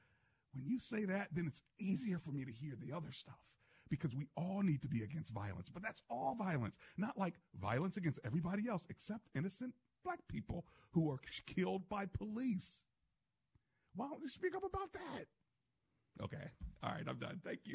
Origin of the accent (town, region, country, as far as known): United States